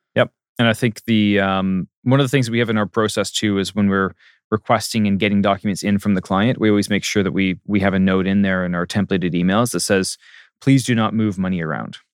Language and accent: English; Port Coquitlam, British Columbia, Canada; born or raised there; also born or lived in Maple Ridge / Masset, Haida Gwaii / Ottawa / Baltimore, Maryland